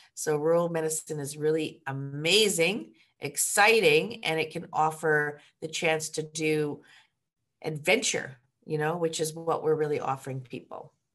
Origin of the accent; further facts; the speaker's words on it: Ottawa, Ontario, Canada; moved away as an adult; also born or lived in Hamilton, Ontario / Kingston, Ontario / Toronto, Ontario; I'm from Ottawa